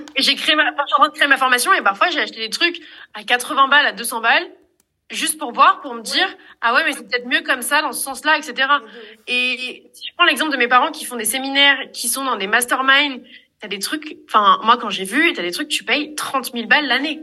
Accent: Marseille, Provence-Alpes-Côte d'Azur, France; je suis de Marseille

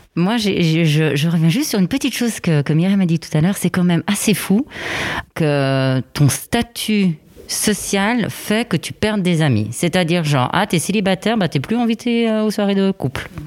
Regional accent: Switzerland; also born or lived in Italy; je suis suisse et italienne

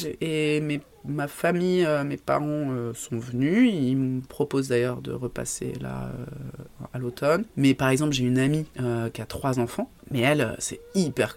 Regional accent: Paris, Île-de-France, France; moved away as an adult; also born or lived in Aubenas; now in Ardèche, France; je suis de Paris

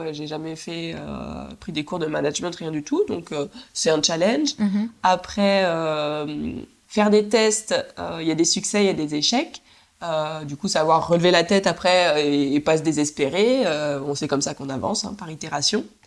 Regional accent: Nantes, Pays de la Loire, France; moved away as an adult; also born or lived in Canada; je suis retournée à Nantes, ma ville natale

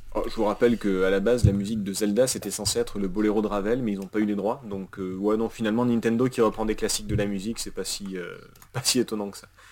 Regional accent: Russia; je suis russe

